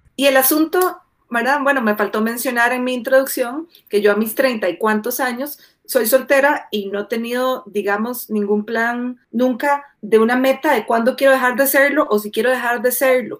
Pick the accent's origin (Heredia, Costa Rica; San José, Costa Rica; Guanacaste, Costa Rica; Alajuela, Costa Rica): San José, Costa Rica; Guadalupe; moved away as an adult; now in Colorado, United States; yo nací, crecí en Guadalupe viví eh, ahí durante casi toda mi vida